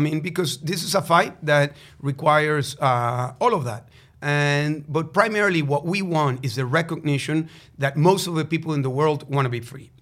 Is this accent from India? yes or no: no; Venezuela; moved away; Venezuela, my home country